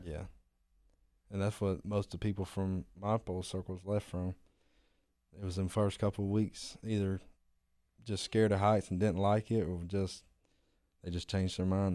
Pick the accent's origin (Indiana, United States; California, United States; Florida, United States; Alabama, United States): Florida, United States; Pensacola; I'm from Pensacola, Florida